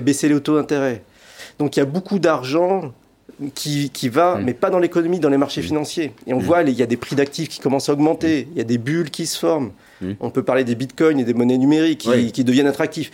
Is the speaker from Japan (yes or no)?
no; France; en tant que Français